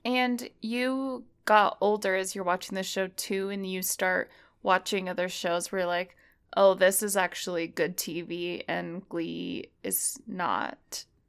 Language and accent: English; Utah, United States; we live in Utah, so, uh, it, I feel like it's affected me 'cause I grew up in Utah